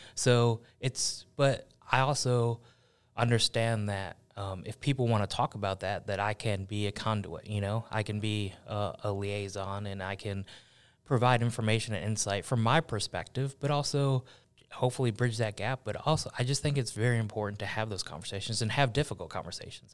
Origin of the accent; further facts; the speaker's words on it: Buffalo, New York, United States; also born or lived in Cincinnati, Ohio; I was born in Cincinnati, raised in, in Buffalo, New York